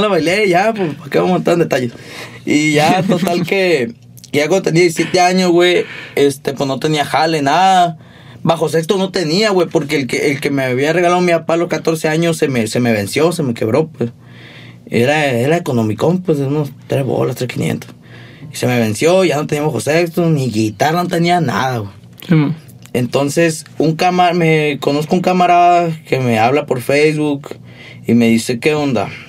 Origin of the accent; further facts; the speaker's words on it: Hermosillo, Sonora, Mexico; also born or lived in Querobabi; yo sí soy nacido aquí